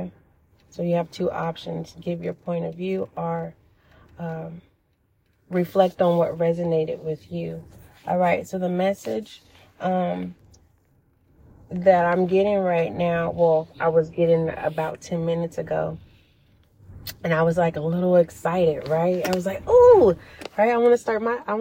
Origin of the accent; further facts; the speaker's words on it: California, United States; I am from California